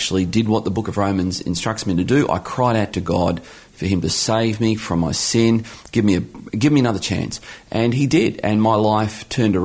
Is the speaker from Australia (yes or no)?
yes; Geelong, Victoria, Australia; now in Launceston, Australia; I was born in Geelong, Victoria, back when Geelong won its only grand final in the 1960s. So I grew up in Geelong